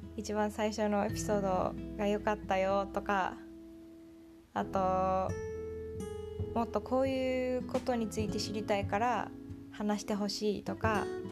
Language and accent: Japanese; Japan; moved away as an adult; also born or lived in Tokyo; now in Silicon Valley, United States; 日本生まれ日本育ちの日本人